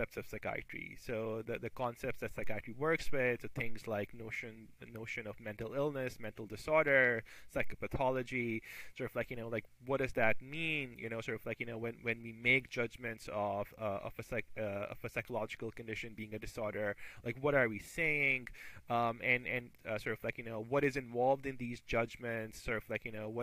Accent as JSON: {"language": "English", "country": "Pakistan", "tie": "born or raised there", "moved": "as an adult", "said": "I grew up in Pakistan. That's where I did my med school as well."}